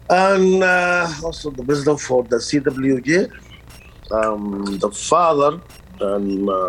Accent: Sudan; now in Iowa City, United States; I'm not that much. I'm from Sudan, and I'm the president of the Sudanese community in Iowa City, Johnson County, actually.

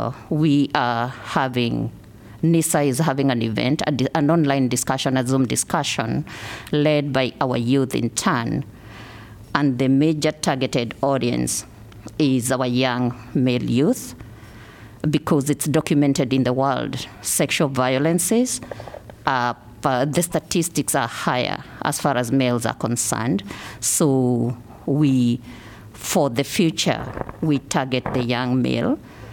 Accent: Kenya; now in Iowa City, United States; I came from Kenya, moving into Iowa City. Yesterday, Kenya celebrated what we call Mashujaa Day.

